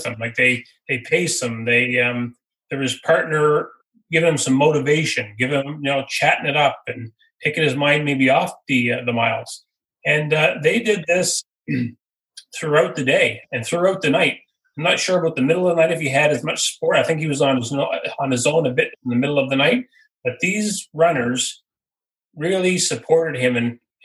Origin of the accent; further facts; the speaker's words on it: Amherst area, Nova Scotia, Canada; moved away as an adult; I grew up in Mac End and came back to Amherst